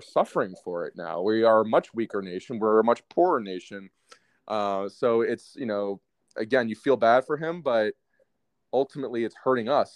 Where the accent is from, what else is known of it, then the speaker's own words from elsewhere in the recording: United States; as an American